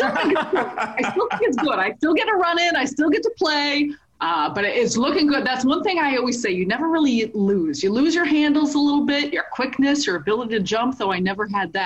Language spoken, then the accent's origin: English; Chicago, Illinois, United States; this goes back to me being born and raised in Chicago